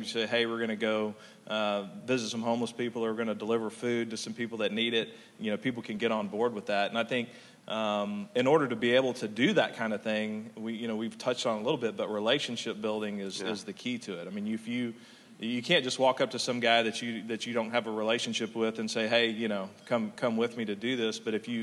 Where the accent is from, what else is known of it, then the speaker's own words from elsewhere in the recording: Texas, United States; I'm from Texas